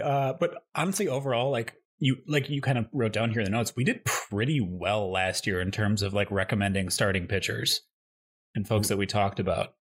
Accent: Midwest, United States; moved away; I grew up in the Midwest

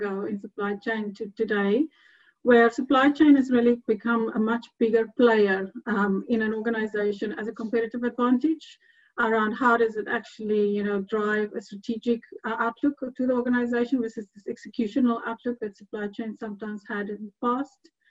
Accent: South Africa; moved away as an adult; also born or lived in Edinburgh; now in Hungary; I'm South African

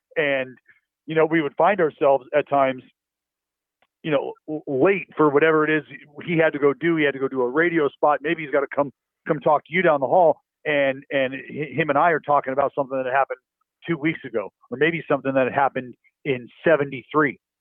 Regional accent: Bay Area, California, United States; growing up in the Bay Area

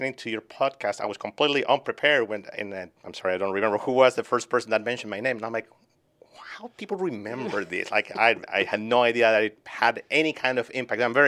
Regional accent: Chile; moved away as an adult; also born or lived in Boston, United States; now in New Hampshire, United States; I was born and raised in Chile.

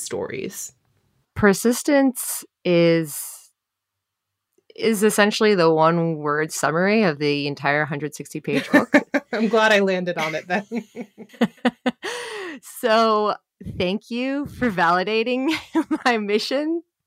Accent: New Jersey, United States; born or raised there

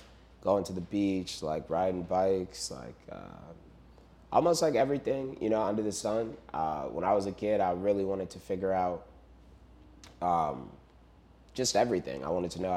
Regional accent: Chicago, Illinois, United States; growing up in Chicago, it is an extremely segregated city

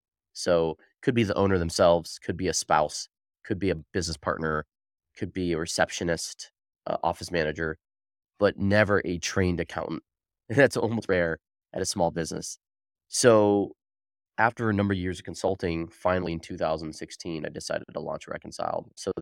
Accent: Arizona, United States; I was born and raised in Arizona. I went to Arizona State and studied accounting and business at Arizona State.

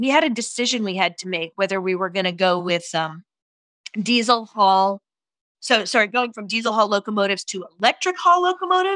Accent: East Coast, United States; moved away as an adult; also born or lived in New York; now in San Francisco, United States; I'm originally from the East Coast

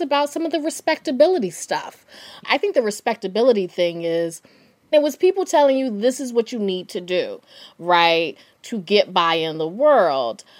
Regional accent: North Carolina, United States; I'm from North Carolina

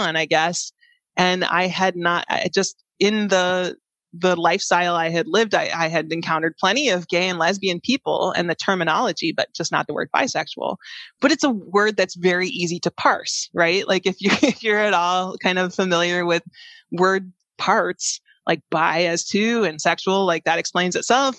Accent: Chicago, Illinois, United States; moved away as an adult; also born or lived in San Jose; I grew up in the Chicagoland area

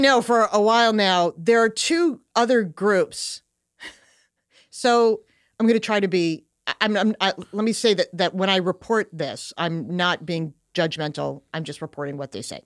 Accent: Long Island, New York, United States; I grew up on Long Island

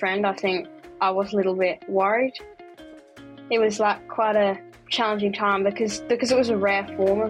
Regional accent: Fremantle, Western Australia, Australia; I'm from Fremantle, WA, and I'm 12 years old.

